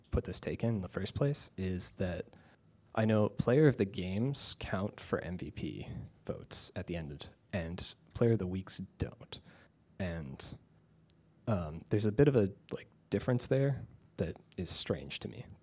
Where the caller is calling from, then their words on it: Halifax, Nova Scotia, Canada; I'm calling from Halifax, Nova Scotia.